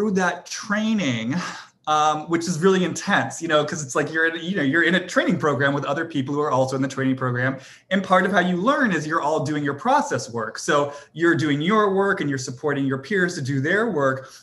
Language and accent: English; Boston, Massachusetts, United States; I'm from Boston, you know, I went to prep school